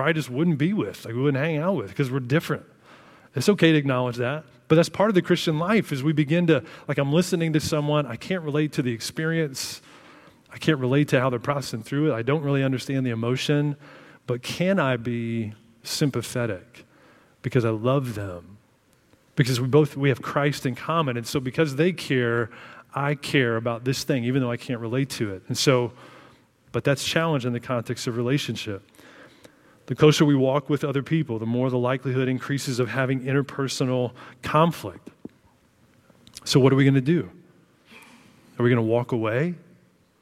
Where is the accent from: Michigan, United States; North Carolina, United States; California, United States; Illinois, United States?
Illinois, United States; I grew up in Illinois